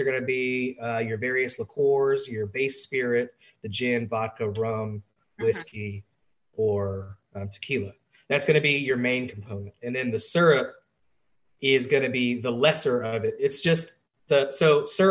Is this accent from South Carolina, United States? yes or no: no; Atlanta, Georgia, United States; moved away as an adult; now in Washington, D.C., United States; I'm originally from Atlanta, Georgia. I came up here in the winter of 2018